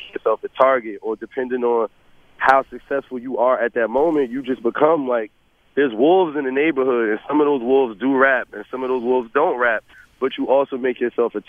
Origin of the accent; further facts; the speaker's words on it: Newark, New Jersey, United States; I'm from Newark, New Jersey